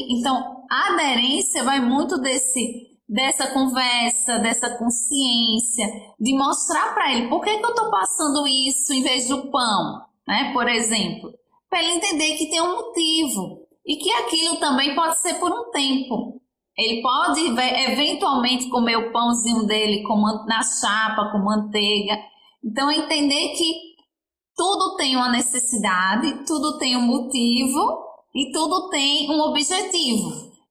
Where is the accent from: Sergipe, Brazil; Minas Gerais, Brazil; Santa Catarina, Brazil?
Sergipe, Brazil; Aracaju; Sim, eu sou de Aracaju, Sergipe, fica aqui no Nordeste, do ladinho da Bahia, que eu acho que é onde as pessoas mais conhecem.